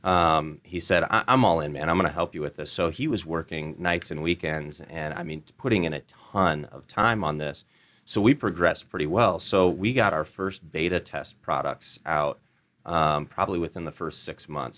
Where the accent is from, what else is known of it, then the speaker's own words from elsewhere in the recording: Des Moines, Iowa, United States; Des Moines, Iowa.